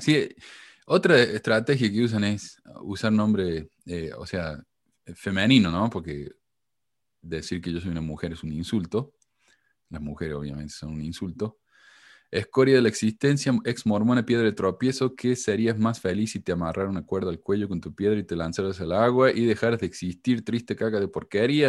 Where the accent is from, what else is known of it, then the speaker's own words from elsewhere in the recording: Argentina; somos todos, todos exactamente iguales los argentinos